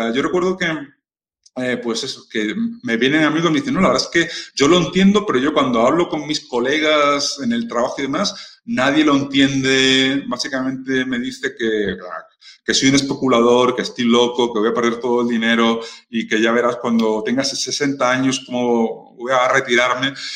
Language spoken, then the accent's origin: Spanish; Spain; siendo español